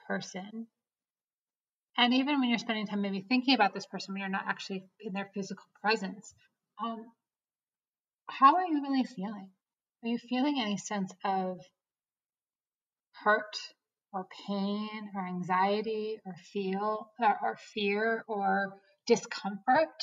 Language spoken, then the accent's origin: English; East Coast, United States; moved away as an adult; now in Colorado, United States; About 3 years ago, I moved to Colorado, where I call home today. I'm originally from the East Coast.